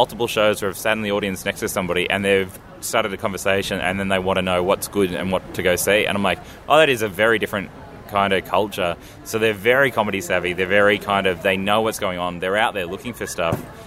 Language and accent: English; Australia; I'm Australian.